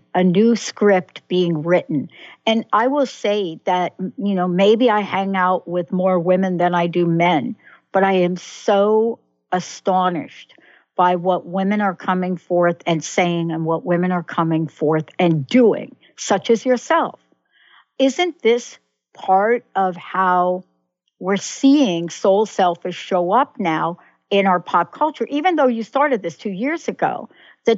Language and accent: English; New York City, New York, United States; moved away; also born or lived in New Jersey; I'm a New Yorker. I grew up, I was born in the Bronx, lived in New York, then moved to Jersey.